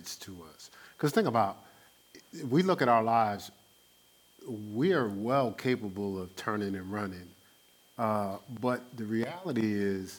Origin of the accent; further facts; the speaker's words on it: Newark, New Jersey, United States; I grew up in Newark, New Jersey.